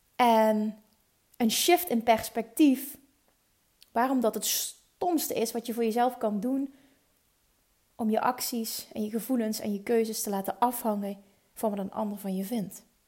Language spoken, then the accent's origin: Dutch; Limburg, Netherlands; accent: Limburgish; mijn eigen Limburgse accent